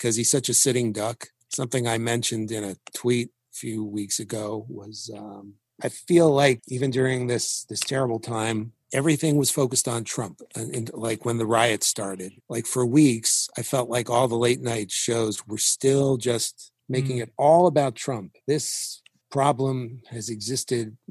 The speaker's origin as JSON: {"language": "English", "region": "New York", "country": "United States", "said": "I was from New York"}